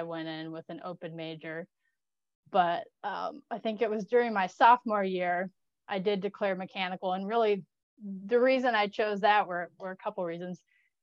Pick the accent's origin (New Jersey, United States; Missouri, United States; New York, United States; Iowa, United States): Iowa, United States; Des Moines; I grew up in Des Moines, Iowa